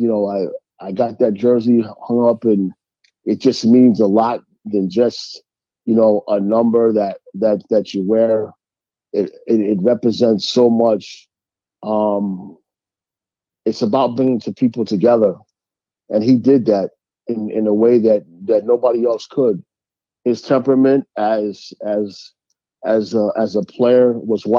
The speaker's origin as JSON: {"language": "English", "region": "New York", "country": "United States", "tie": "born or raised there", "said": "my hometown"}